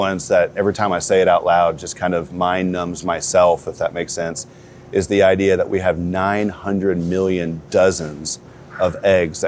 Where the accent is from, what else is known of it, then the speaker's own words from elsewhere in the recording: Prairie Grove, Arkansas, United States; I grew up in Prairie Grove, Arkansas, which is about 45 minutes south of here